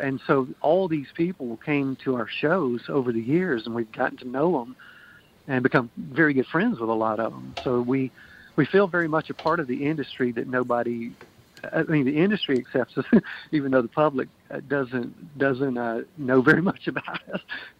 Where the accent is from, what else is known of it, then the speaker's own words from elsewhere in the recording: Pearl, Mississippi, United States; also born or lived in Jackson; now in Kansas City, United States; But I'm originally from Mississippi. I was born in Jackson, grew up in a suburb of Jackson called Pearl, which actually wasn't even called Pearl till I was like 12 years old.